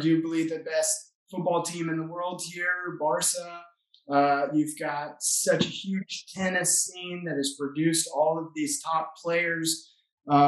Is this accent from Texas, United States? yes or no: yes; Austin, Texas, United States; moved away as an adult; now in Barcelona, Spain; I'm originally from Austin, Texas